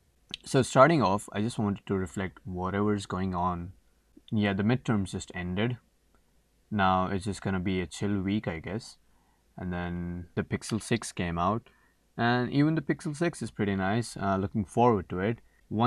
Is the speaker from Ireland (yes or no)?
no; Saudi Arabia; also born or lived in India; now in Canada; I am an international student studying in Canada, Newfoundland, to be precise. And I am basically from India, but I was brought up in Saudi Arabia.